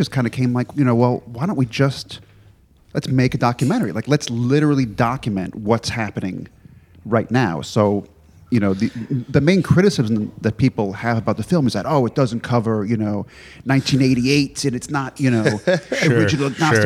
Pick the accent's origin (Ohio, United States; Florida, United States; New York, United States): New York, United States; New York City; moved away as an adult; now in Los Angeles, United States; I grew up in New York. I grew up in Queens. And when I was 19, I moved to LA.